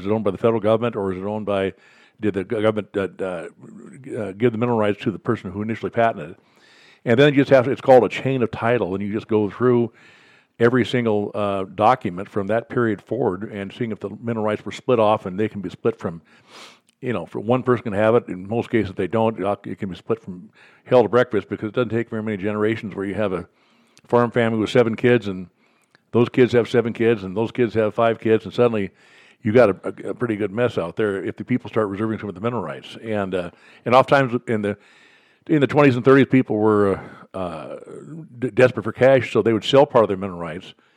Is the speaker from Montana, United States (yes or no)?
yes; Billings, Montana, United States; also born or lived in Oklahoma; I was born and raised here in Billings